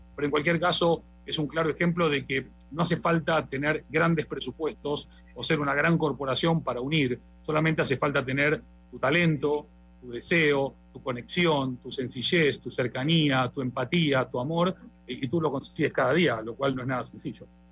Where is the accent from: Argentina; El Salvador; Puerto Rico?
Argentina; yo como argentino